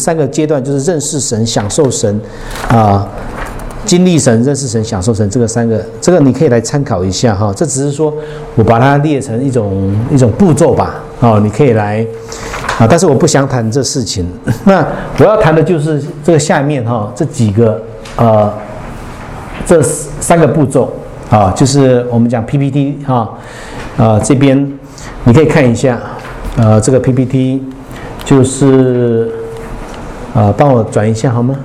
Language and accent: Chinese; Hualien, Taiwan; 我来自花莲